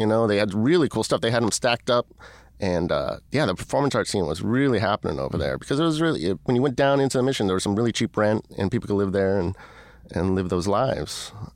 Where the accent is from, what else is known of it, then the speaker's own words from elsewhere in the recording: San Francisco, California, United States; I grew up in San Francisco. Um, I grew up there for, like, ten years in a very urban environment.